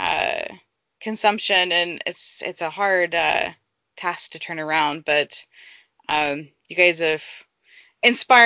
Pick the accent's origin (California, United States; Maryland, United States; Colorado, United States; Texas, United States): Texas, United States; I'm from Texas, and I grew up going to the Texas Gulf Coast a lot